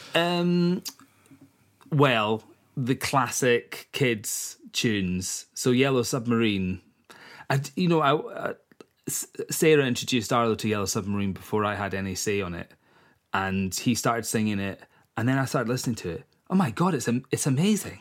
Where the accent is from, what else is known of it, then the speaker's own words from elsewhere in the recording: East Coast of Scotland, United Kingdom; moved away as an adult; now in Isle of Eigg, United Kingdom; I'm from the East Coast originally, and I only moved to the West Coast 11 years ago